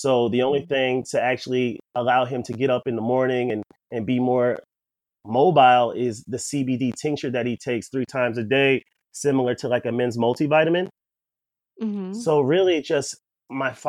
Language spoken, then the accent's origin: English; Columbia, Maryland, United States; I grew up in Columbia, Maryland